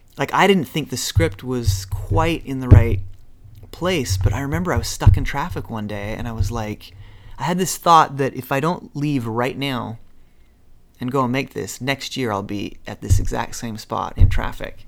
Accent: Utah, United States; moved away; you're just some kid from Utah, so I grew up in Utah.

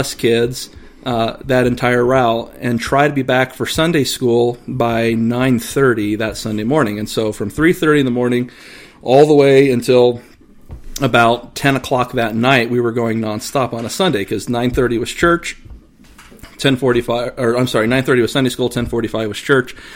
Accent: Hammond, Indiana, United States; also born or lived in Ohio / Gary, Indiana; for 20-plus years, I grew up in Hammond, Indiana, went to kindergarten all the way through high school and even college

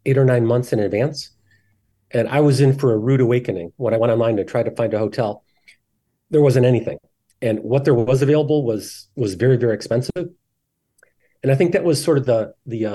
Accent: just outside of Detroit, Michigan, United States; I grew up in Michigan. Just outside of Detroit.

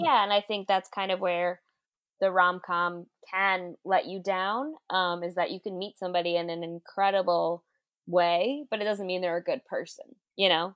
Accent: New York City, New York, United States; also born or lived in Brooklyn; born and raised in Queens. Now I live in Brooklyn.

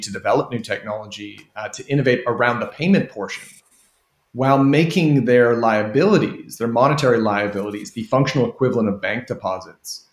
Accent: Canada; moved away as an adult; also born or lived in United Kingdom; I as a Canadian who spent 11 years working in the UK

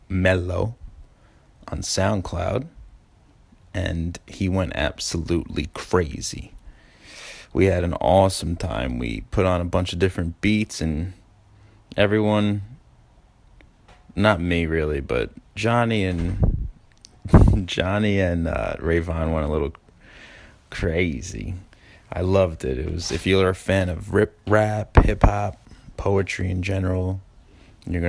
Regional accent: New York City, New York, United States; I'm from Ozone Park

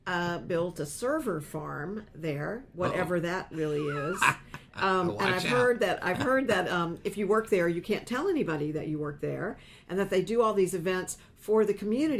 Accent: Lenoir, North Carolina, United States; moved away; it might have come from my hometown.

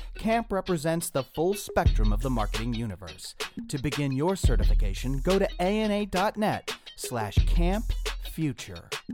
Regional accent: Scranton, Pennsylvania, United States; I grew up in Scranton, Pennsylvania.

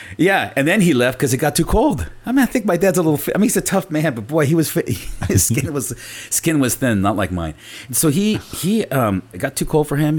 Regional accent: Napa, California, United States; first language Spanish; English is a second language; also born or lived in St. Helena, California; she moved us to Napa. We were the only family that moved out of Saint Helena. We moved to Napa

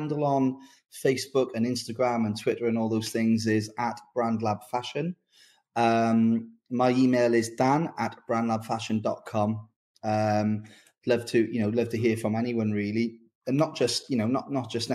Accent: Newport, Wales, United Kingdom; my hometown of Newport.

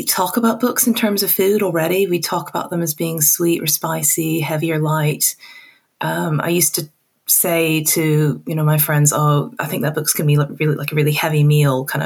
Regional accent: Hong Kong; moved away as an adult; also born or lived in Texas; now in United Kingdom; I was born in Texas and I grew up in Hong Kong, and then I moved to the UK for university, and I've been here ever since.

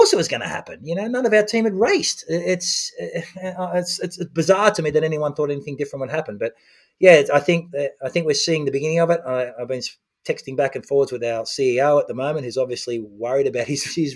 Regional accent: Australia; as an Australian, as a proud triathlete from Australia

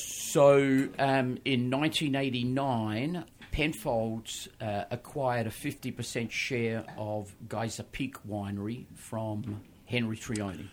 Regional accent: Australia; moved away as an adult; people will probably tell by my accent. Um, I started my wine career in Australia, where I was born.

